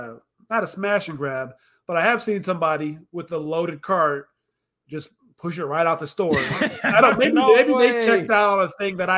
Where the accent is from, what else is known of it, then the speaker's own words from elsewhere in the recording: Alaska, United States; moved away; I'm from Alaska